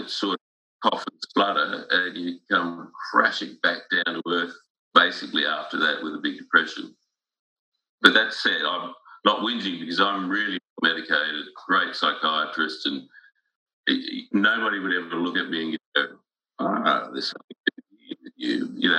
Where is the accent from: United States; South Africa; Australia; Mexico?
Australia; Sydney, New South Wales; School was good, and it was really interesting because I lived in a suburb called Strathfield, which was reasonably upmarket